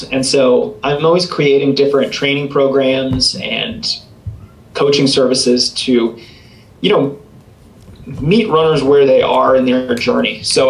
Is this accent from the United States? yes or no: yes; East Coast, United States; now in Colorado, United States; You know, I grew up on the East Coast, so I certainly was not used to the dry climate here in Colorado.